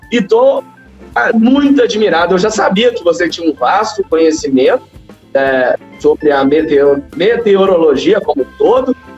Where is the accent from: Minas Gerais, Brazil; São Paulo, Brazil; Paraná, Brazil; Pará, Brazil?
Minas Gerais, Brazil; Belo Horizonte; nós que somos daqui de Belo Horizonte